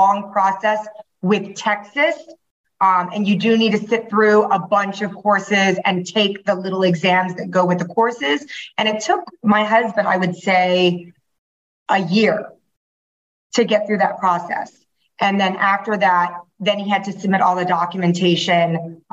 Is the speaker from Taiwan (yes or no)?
yes; Taiwan; now in Miami, United States; I'm from Taiwan originally